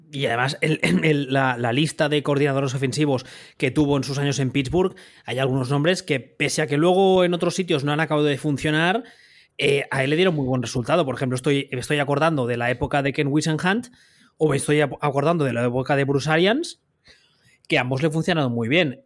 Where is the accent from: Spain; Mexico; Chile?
Spain; Siendo nosotros españoles, eh, hablando español